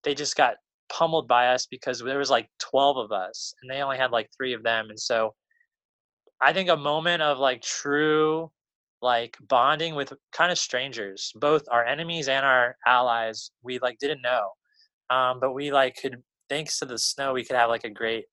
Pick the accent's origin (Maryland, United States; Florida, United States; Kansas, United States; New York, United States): Maryland, United States; now in North Carolina, United States; I'm from Maryland, you know, used to snow pretty good